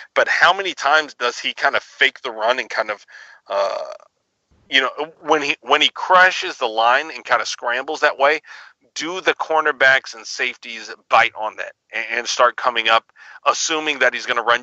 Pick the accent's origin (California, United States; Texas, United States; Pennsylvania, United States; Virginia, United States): Texas, United States; Dallas; I grew up in Dallas